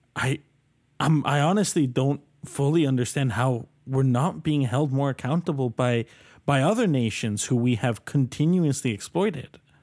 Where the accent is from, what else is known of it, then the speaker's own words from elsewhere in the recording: Colombia; now in Canada; I'm from Colombia originally